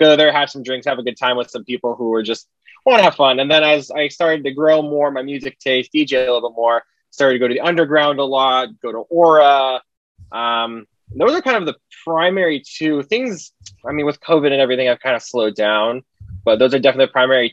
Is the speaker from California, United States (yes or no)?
yes; Dana Point, California, United States; moved away as an adult; now in Seattle, United States; I'm originally from Orange County in Southern California, so specifically Dana Point